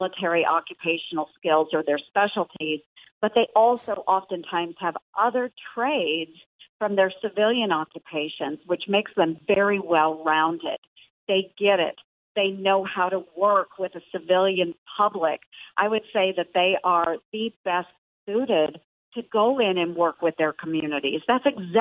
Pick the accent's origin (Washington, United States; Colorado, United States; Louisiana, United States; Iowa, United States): Iowa, United States; Southwest; I'm from Southwest Iowa, a very rural county